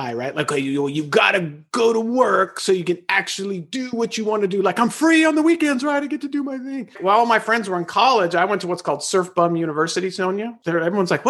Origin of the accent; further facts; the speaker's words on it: Los Angeles, California, United States; born and raised in Los Angeles, I was incarcerated in the LA County school system for 12 years